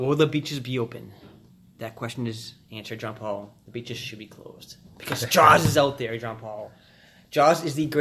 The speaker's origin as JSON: {"language": "English", "region": "New England", "country": "United States", "said": "I'm from New England"}